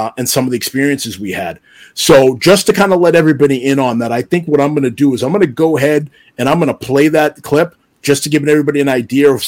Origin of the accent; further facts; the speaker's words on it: Stoughton, Massachusetts, United States; I grew up in the town of Stoughton. It's a suburb about 30 minutes south of Boston in Massachusetts